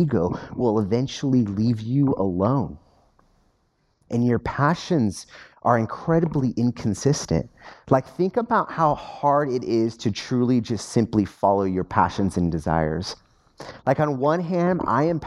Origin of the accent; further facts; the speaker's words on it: United States; as an American.